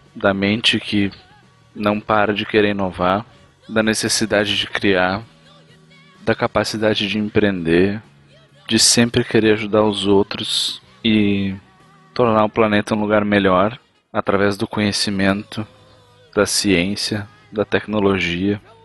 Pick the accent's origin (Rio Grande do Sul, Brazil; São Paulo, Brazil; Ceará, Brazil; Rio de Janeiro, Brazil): Rio Grande do Sul, Brazil; interior of; Eu sou lá do interior do Rio Grande do Sul e de onde eu venho, toda a minha família tem esse sotaque